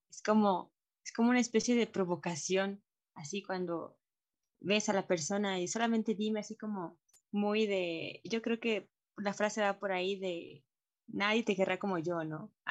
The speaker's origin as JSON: {"language": "Spanish", "country": "Mexico", "said": "como mexicano, yo también podría decir que es un poco más latino"}